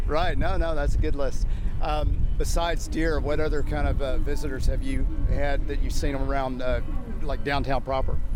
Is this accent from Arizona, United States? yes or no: no; Houston, Texas, United States; I'm from Houston